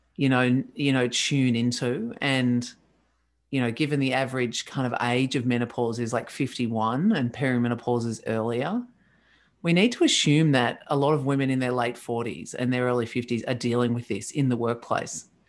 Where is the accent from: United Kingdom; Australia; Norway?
Australia; I'm Australian.